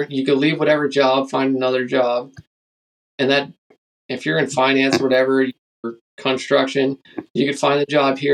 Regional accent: Pennsylvania, United States; moved away as an adult; now in Alaska, United States; growing up in Pennsylvania

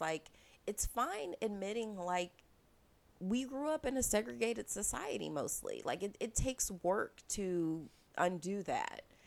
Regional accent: United States; being American

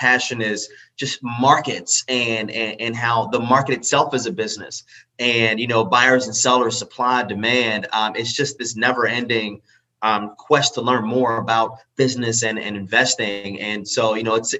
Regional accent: Pittsburgh, Pennsylvania, United States; I'm from Pittsburgh.

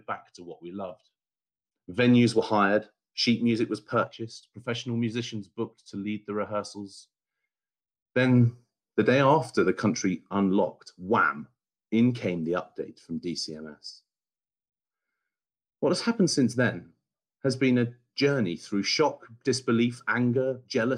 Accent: Bury St Edmunds, East of England, United Kingdom; an amateur singer in my hometown of Bury St Edmunds

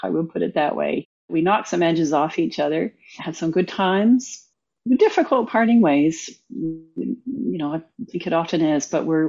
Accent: Kingston, Ontario, Canada; now in Bermuda; I was born in Kingston, Ontario, in Canada. I come from a family of nature lovers and music lovers and very curious people.

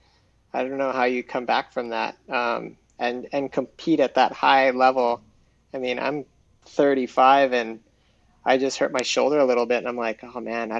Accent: North Shore, Oahu, Hawaii, United States; moved away as an adult; I moved away from Hawaii 10 years ago

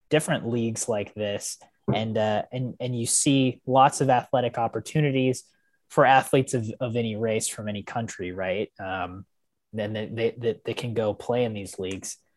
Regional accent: United States; as an American

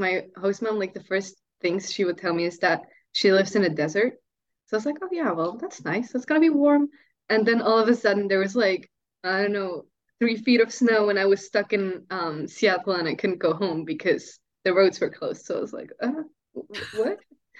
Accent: Switzerland; I think that Swiss families are actually closer to each other than American families, from what I experienced.

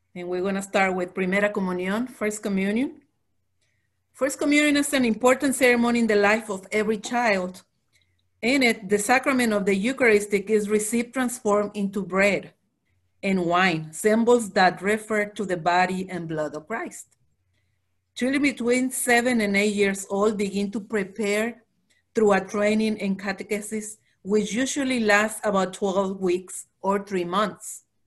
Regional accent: Mexico; moved away; we come from Mexico

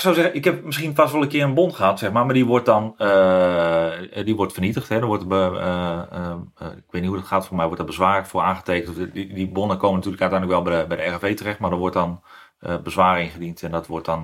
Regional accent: Gooi en Vechtstreek, North Holland, Netherlands; Ik woon, ik kom uit Gooienvechtstreek

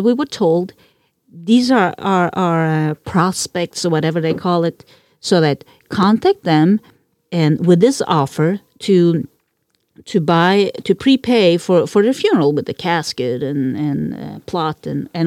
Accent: Norway; first language Norwegian; English is a second language; moved away; We were living in Norway.

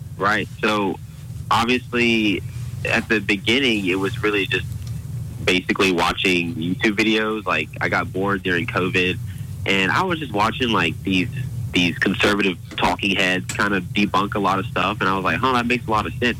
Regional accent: Auburn, Alabama, United States; born and raised Auburn, Alabama

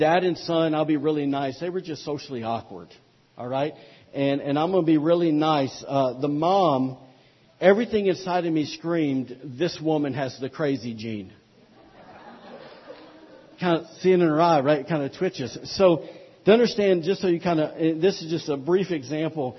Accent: Alabama, United States; moved away; also born or lived in Louisiana / North Carolina; I'm from Alabama

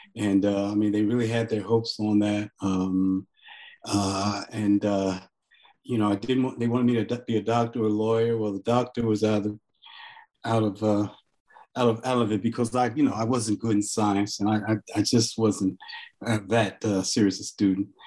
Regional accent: Newark, New Jersey, United States; also born or lived in Farmville, Virginia / East Orange, New Jersey; I was born in Farmville, Virginia, where uh, in Prince Edward County, where they close the schools rather than desegregate them. So in a way, you can say I was born in struggle. And uh, family moved north to Newark, um, and then later to East Orange

